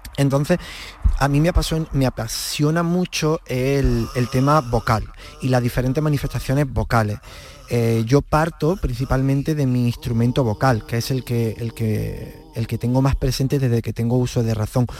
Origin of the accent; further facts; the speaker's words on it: Villa del Río, Andalusia, Spain; yo soy de pueblo, de Villa del Río, un pueblo de Córdoba